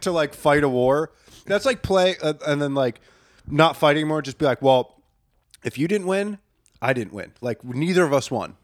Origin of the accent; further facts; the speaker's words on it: Bucks County, Pennsylvania, United States; growing up in Bucks County, one of the most haunted counties